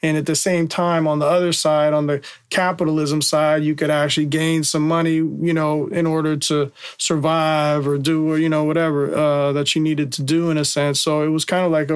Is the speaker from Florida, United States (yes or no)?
no; San Francisco, California, United States; I'm growing up in Bernal Heights